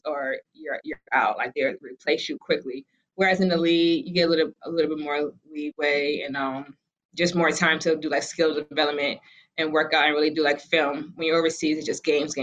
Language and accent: English; Boston, Massachusetts, United States; I'm from Boston